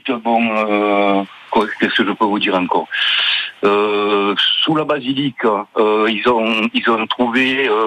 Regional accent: Aix-en-Provence, Provence-Alpes-Côte d'Azur, France; also born or lived in Saint-Maximin-la-Sainte-Baume; moi je suis né à Aix-en-Provence.

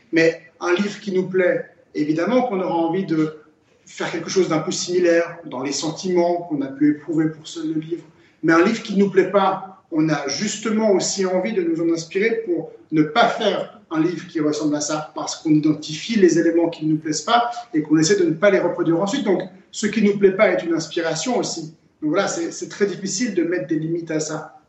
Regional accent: Geneva, Switzerland; Genève, la ville où je suis né et où je vis

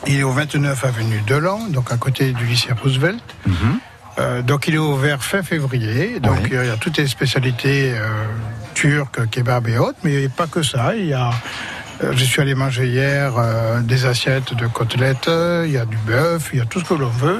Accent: Bordeaux, Nouvelle-Aquitaine, France; moved away; je suis originaire de Bordeaux

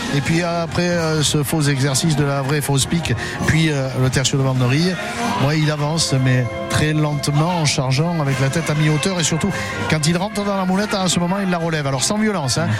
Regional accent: the banks of the Rhône and the Vidourle, Occitania, France; mon pays natal les bords du Rhône et du Vidourle

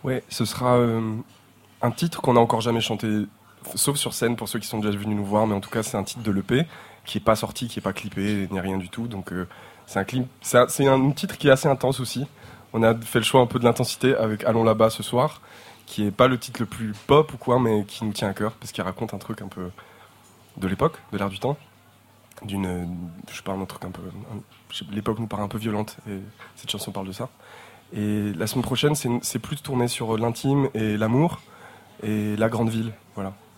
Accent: Terrenoire, Auvergne-Rhône-Alpes, France; moved away; on vient de Terre Noire, on vient de Terre Noire

